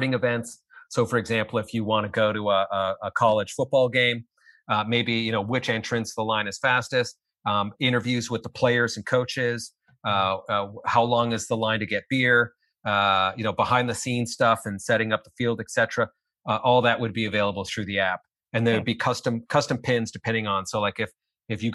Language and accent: English; Canada; I'm Canadian. So we don't have LLCs here